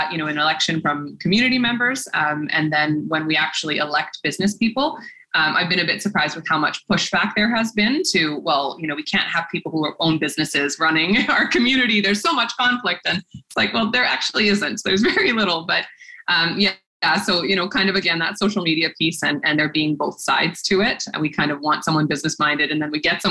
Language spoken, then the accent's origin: English; Port Alberni, British Columbia, Canada; when I was growing up in Port Alberni